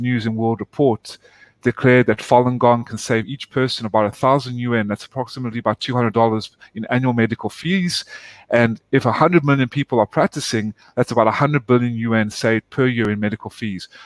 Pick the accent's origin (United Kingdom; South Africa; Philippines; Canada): South Africa; also born or lived in Atlanta, United States; now in United States; I was born and raised in South Africa. My family moved when they uh, immigrated to the United States in 1995 to Atlanta.